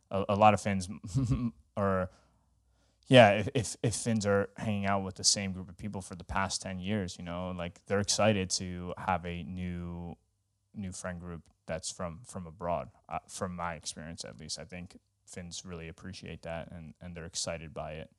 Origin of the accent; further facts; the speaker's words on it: New York, United States; now in Finland; I'm originally from New York